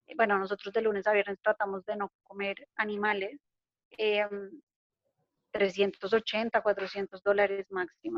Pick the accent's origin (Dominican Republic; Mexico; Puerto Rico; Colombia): Colombia; hablando como colombiana